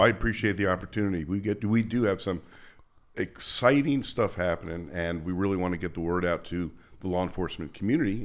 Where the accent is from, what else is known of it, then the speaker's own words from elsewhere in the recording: Princeton, New Jersey, United States; moved away as an adult; also born or lived in Las Vegas, Nevada; Princeton was a nice town. It was my hometown